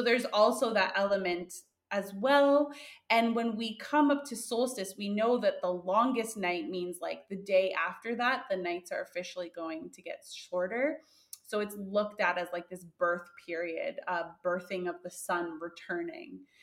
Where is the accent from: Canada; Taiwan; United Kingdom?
Canada; we're both from Canada.